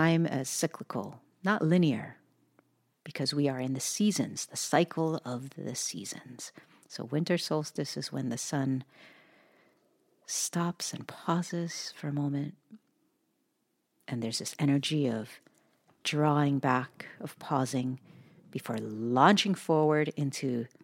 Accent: Hawaii, United States; growing up in Hawaii.

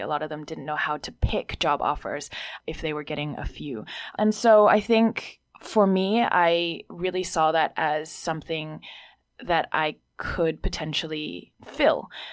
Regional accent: Hong Kong; also born or lived in Sydney, Australia; now in Beijing, China; I grew up in Hong Kong but didn't learn Mandarin

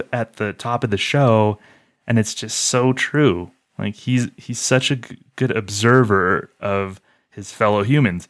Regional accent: Southwestern United States, United States; growing up in the South, Southwestern United States

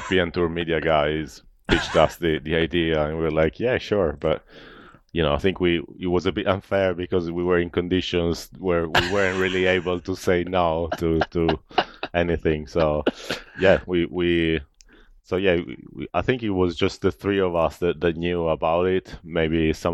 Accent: Italy; growing up in Italy

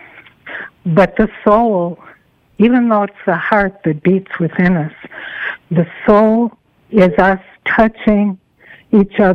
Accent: Chicago, Illinois, United States; moved away as an adult; also born or lived in East Coast; now in California, United States; I grew up in Chicago, as you know, and I was in the heartland. I've lived in California since 1982.

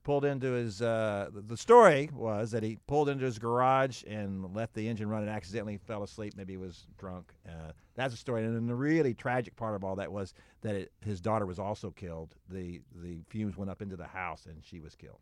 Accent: Houston, Texas, United States; moved away; also born or lived in Dallas; I grew up in Houston

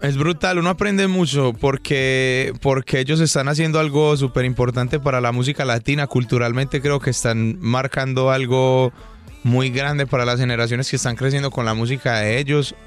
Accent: Medellín, Antioquia, Colombia; accent: paisa; Yo nací y crecí en un barrio jugando fútbol en la calle

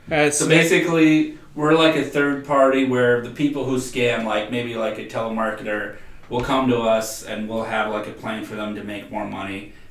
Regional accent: Minneapolis, Minnesota, United States; We are Minneapolis natives.

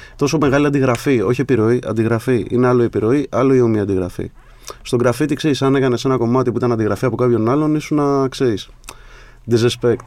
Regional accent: Sparta, Peloponnese, Greece; Την πρώτη φορά που έφυγα από τη Σπάρτη

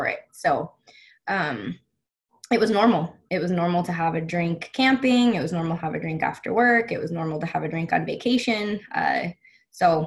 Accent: Las Vegas, Nevada, United States; I was born and raised in Las Vegas.

